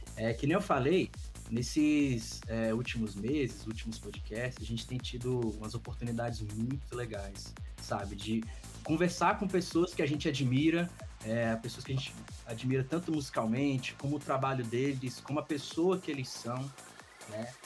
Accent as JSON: {"language": "Portuguese", "region": "Brazilian Cerrado", "country": "Brazil", "said": "nós somos do Cerrado brasileiro."}